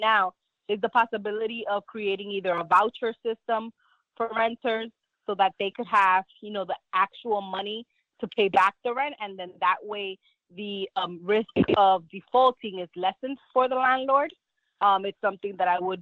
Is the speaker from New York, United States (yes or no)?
yes; New York City, New York, United States; also born or lived in Dominican Republic; Growing up here in Inwood, Washington Heights, my family faced eviction or the threat of eviction as I was growing up